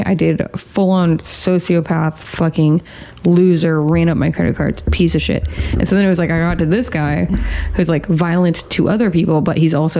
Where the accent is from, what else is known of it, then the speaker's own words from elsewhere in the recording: Massachusetts, United States; moved away; also born or lived in New York; growing up in Massachusetts